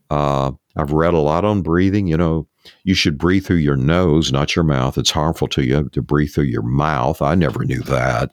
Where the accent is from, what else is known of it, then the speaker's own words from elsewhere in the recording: East Texas, United States; I grew up in East Texas